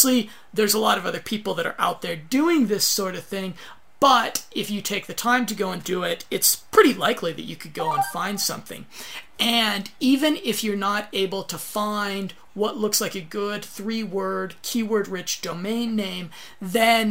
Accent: United States; I'm American.

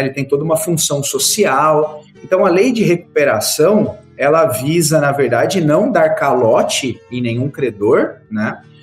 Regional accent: Barra Bonita / Jaú, interior of São Paulo, Brazil; moved away as an adult; also born or lived in Ribeirão Preto; now in Ji-Paraná, Brazil; Eu sou do interior de São Paulo. Sou ali bem do centro de São Paulo, ali Barra Bonita, Jaú

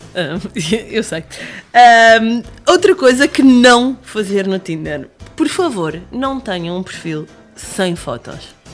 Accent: Lisbon, Portugal; sou lisboeta

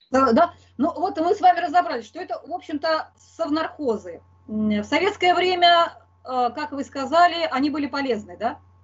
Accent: Moscow, Russia; я вот москвичка

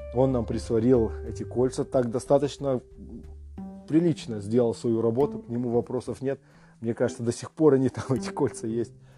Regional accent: Temirtau, Karaganda Region, Kazakhstan; я сам из Тимиртау, там был, э, учился в школе

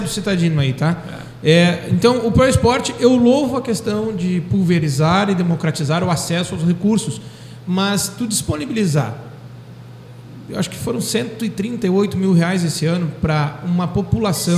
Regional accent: Pelotas, Rio Grande do Sul, Brazil; eu sou pelotense

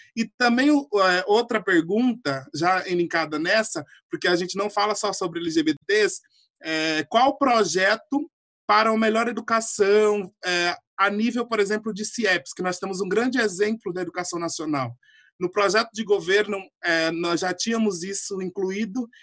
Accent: Northeast Region, Brazil; now in São Paulo, Brazil; Sou nordestino também

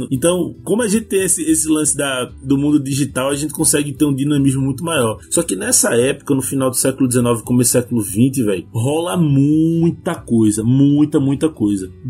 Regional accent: Brazil; na minha terra, lá no Varadouro

